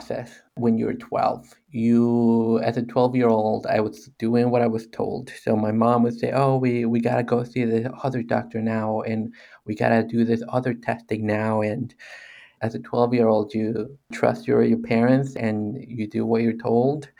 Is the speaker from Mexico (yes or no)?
yes; Mexico; moved away; growing up in Mexico